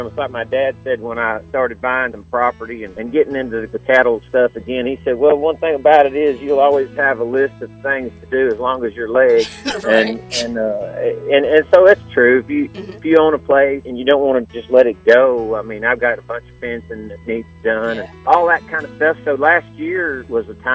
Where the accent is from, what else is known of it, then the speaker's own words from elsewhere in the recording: Tennessee, United States; also born or lived in South Louisiana; They called me a Yankee because I was from Tennessee